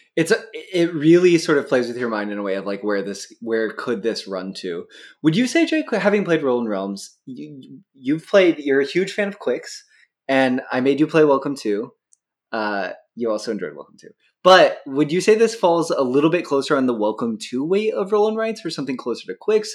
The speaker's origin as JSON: {"language": "English", "region": "Pacific Northwest", "country": "United States", "tie": "born or raised there", "said": "I grew up in the Pacific Northwest."}